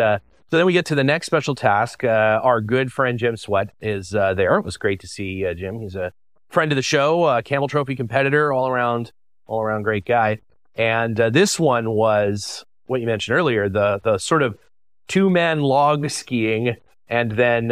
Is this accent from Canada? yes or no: yes; Canada